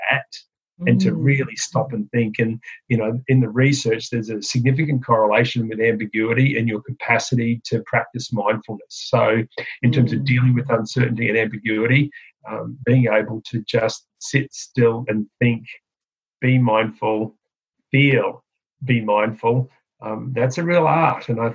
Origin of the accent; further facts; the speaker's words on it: Queensland, Australia; I'm a Queenslander in Australia